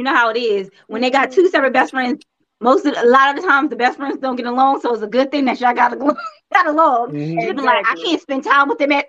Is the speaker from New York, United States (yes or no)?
yes; New York, United States; accent: New York; I was born in Brooklyn.